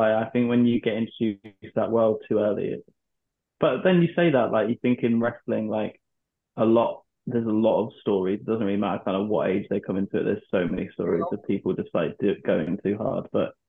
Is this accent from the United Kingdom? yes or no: yes; United Kingdom; And everyone's kind of in the same boat because it's like a hot country, and we're all British, and we're all going out and drinking way too much